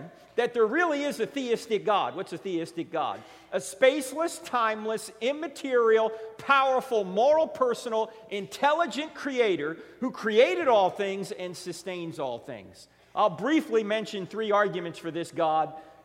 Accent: New Jersey, United States; moved away; I'm originally from New Jersey

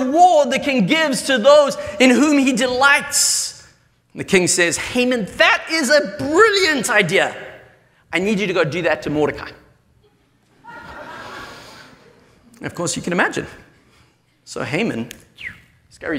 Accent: South Africa; moved away; I come from South Africa where it's metric

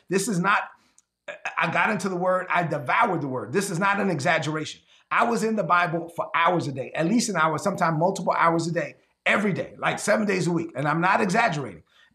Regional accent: New York City, New York, United States; since I was raised in Brooklyn, East New York, Brooklyn

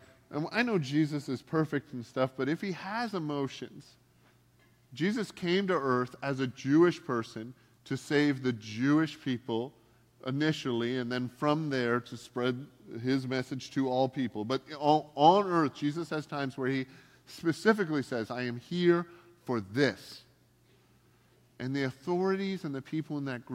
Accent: Canada; now in United States; I'm here on a green card and I'm from Canada

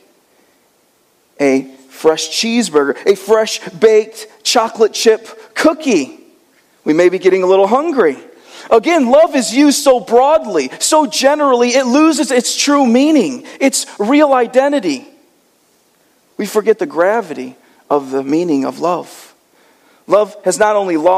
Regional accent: Michigan, United States; I'm from Michigan

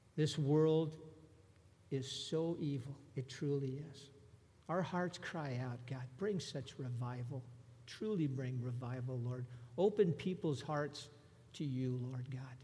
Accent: Southern California, United States; I'm a native Southern California.

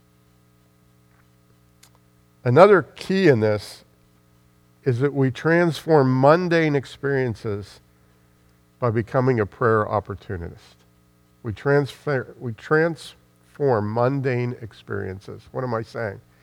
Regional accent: United States; I'm speaking as an American

